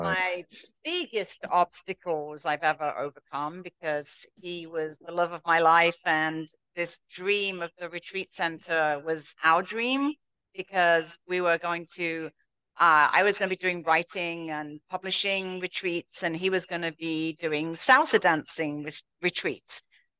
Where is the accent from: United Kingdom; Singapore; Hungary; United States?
United Kingdom; England; accent: English; moved away as an adult; No, in England.